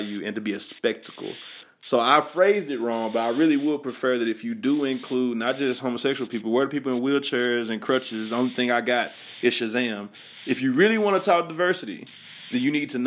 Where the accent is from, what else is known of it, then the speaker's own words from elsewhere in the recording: the South, United States; I'm from the South